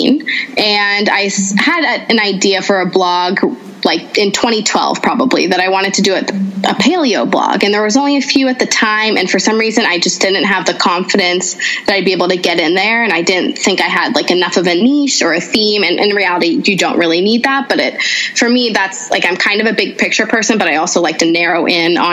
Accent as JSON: {"language": "English", "country": "United States", "tie": "born or raised there", "also_born_or_lived": "Canada", "said": "I grew up in a Lebanese household in America. So I'm not even a first generation. Grace, my daughter, is my first generation American"}